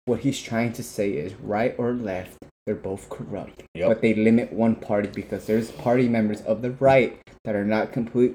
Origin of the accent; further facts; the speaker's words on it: United States; I'm from this country